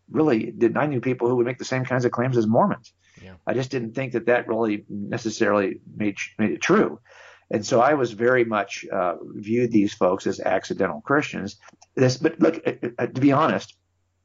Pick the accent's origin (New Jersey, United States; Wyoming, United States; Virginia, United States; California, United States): California, United States; I've been here my entire life. My dad raised me here.